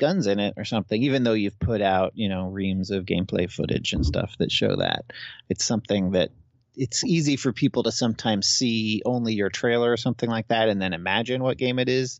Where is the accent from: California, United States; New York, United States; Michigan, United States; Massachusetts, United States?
Massachusetts, United States; moved away; also born or lived in Chicago / Seattle; I'm originally from East Coast, Massachusetts